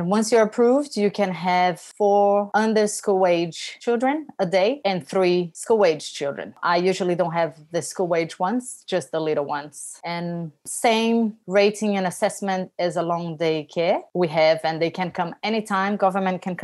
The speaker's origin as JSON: {"language": "English", "country": "Brazil", "moved": "yes", "lives_now": "Australia", "said": "I am from Brazil. I moved here"}